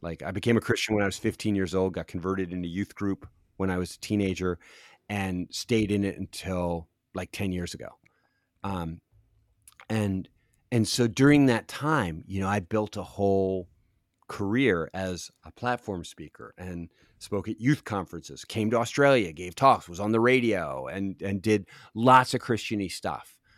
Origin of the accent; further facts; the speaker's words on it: Philadelphia, Pennsylvania, United States; also born or lived in Los Angeles; now in Cincinnati, United States; I grew up in Philadelphia on the East Coast, and I'm a, I'm so East Coast.